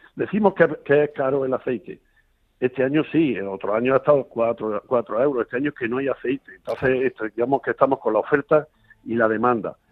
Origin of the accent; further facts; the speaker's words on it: Cambil, Andalusia, Spain; aquí en Cambil, que, que digamos es mi pueblo, un pueblo muy bonito de Sierra, de Sierra Mágina.